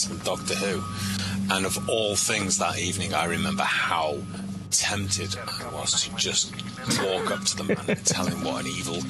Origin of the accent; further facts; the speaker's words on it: the North, England, United Kingdom; I am from the North